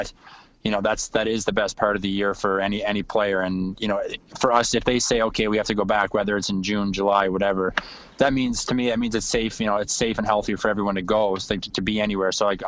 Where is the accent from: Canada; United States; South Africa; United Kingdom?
Canada; Cape Breton Island, Nova Scotia; born or raised there; now in Winnipeg, Canada